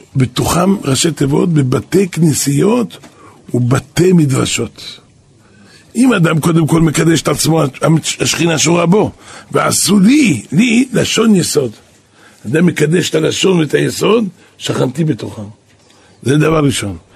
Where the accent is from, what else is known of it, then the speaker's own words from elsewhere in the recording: Jerusalem, Jerusalem District, Israel; אני גדלתי פה בנהר שלום